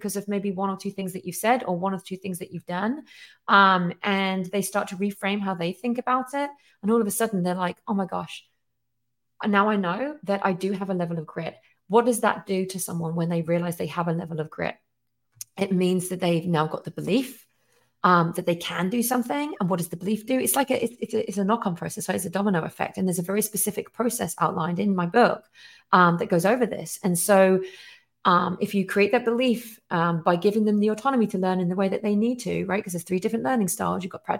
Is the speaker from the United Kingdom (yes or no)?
yes; England, United Kingdom; now in United States; I'm obviously originally from England, and I chose to come to America